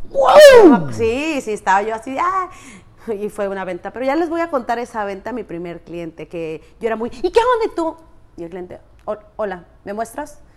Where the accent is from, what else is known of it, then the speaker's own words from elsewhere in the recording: Chinameca, Veracruz, Mexico; now in Riviera Maya, Mexico; De la ciudad de la carne de, Chinameca, Minatitlán, Veracruz.